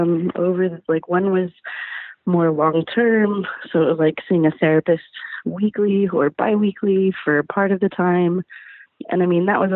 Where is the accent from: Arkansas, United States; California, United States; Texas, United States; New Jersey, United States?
Texas, United States; San Antonio; I'm from San Antonio, Texas.